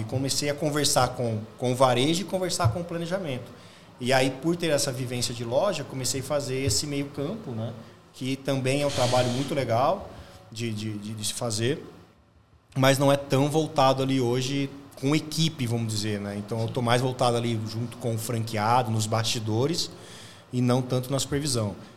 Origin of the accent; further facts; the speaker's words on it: São José do Rio Preto, São Paulo, Brazil; sou de São José do Rio Preto